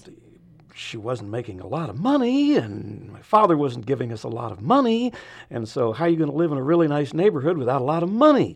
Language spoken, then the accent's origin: English; San Francisco, California, United States; born or raised there; moved away as an adult